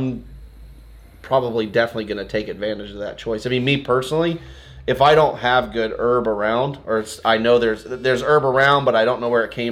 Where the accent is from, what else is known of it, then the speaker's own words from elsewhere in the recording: Santa Barbara, California, United States; now in Portland, United States; Santa Barbara, like where I grew up